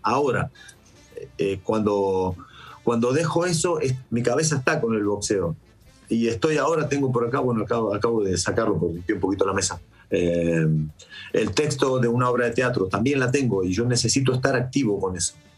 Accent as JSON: {"language": "Spanish", "country": "Argentina", "moved": "yes", "lives_now": "Spain", "said": "soy argentino"}